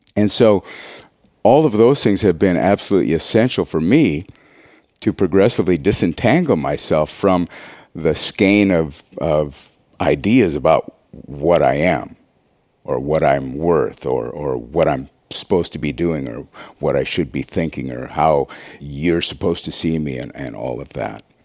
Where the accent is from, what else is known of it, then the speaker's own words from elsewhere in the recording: Montana, United States; I'm from Montana. I was raised on a farm